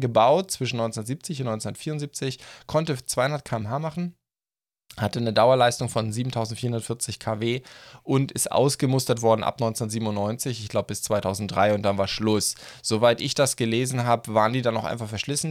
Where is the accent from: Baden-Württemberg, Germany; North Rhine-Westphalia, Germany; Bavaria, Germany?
Baden-Württemberg, Germany; Black Forest; bei uns im Schwarzwald